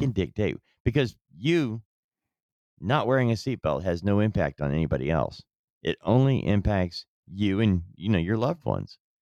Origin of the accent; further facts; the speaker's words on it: United States; we, as an American people